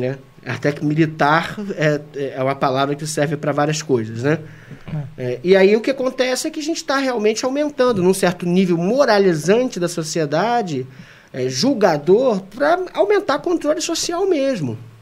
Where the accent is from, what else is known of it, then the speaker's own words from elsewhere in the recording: Brazil; sou brasileiro